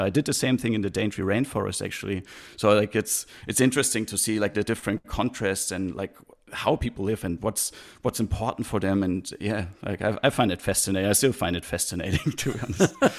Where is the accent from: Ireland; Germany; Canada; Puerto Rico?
Germany; Heidelberg, Baden-Württemberg; moved away as an adult; also born or lived in Australia / Christchurch, New Zealand; now in New Zealand; growing up in Heidelberg was actually really nice